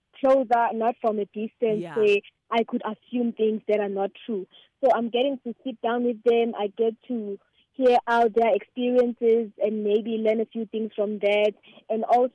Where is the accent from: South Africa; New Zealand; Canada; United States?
South Africa; KwaZulu-Natal; born or raised there